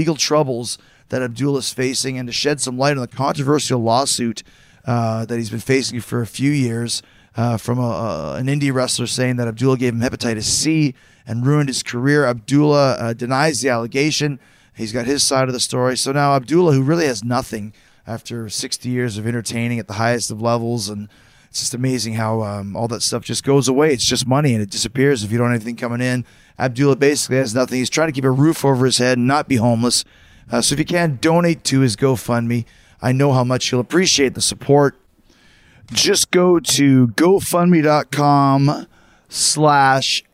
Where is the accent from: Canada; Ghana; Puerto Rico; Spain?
Canada; Winnipeg, Manitoba; I grew up in Winnipeg